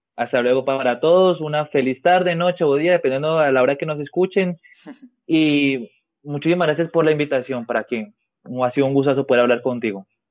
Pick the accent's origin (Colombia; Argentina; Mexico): Colombia; el indicativo en mi país sería más 57